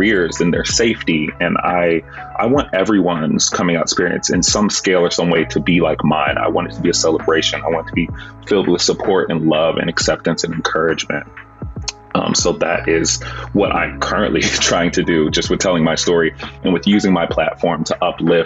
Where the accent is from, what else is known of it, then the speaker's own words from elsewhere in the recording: Texas, United States; growing up in Texas